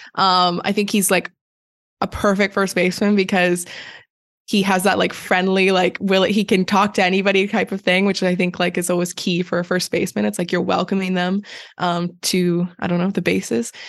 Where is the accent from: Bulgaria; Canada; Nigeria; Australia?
Canada; growing up in Canada